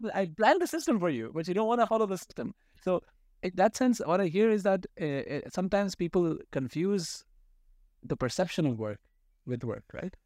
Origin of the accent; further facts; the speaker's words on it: Pakistan; being a Pakistani